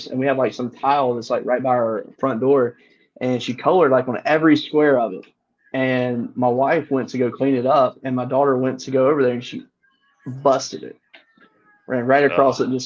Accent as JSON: {"language": "English", "town": "Hammond", "region": "Louisiana", "country": "United States", "tie": "born or raised there", "said": "Southeastern's in Hammond, Louisiana, which is my hometown where I was born"}